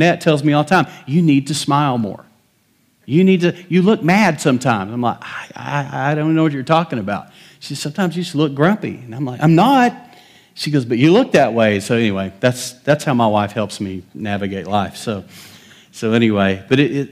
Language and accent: English; West Texas, United States; I grew up in West Texas.